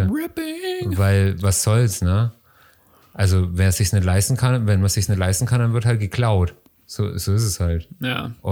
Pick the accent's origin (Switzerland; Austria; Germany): Austria; Ich als Österreicher, meine Kinder sind alle im Keller.